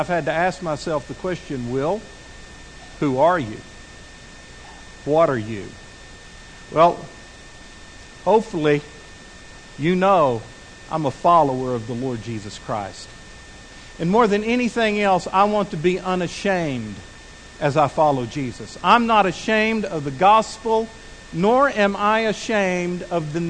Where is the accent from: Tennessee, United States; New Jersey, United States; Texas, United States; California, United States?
Texas, United States; Midland; also born or lived in Abilene, Texas; now in Fort Smith, United States; I had lived my whole life in Midland, Texas. I'd been born there and raised there